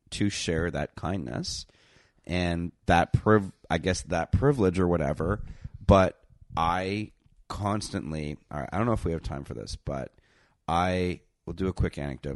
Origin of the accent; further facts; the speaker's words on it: Canada; I'm Canadian